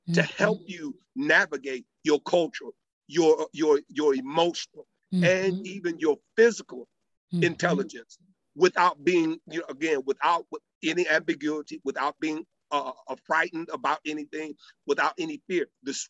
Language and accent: English; Madrid, Community of Madrid, Spain; born there; also born or lived in Torreon de Aros; So to answer your question, I've lived on at least 3 to 4 different major continents. I was born in Torreon de Aros, Madrid, Spain.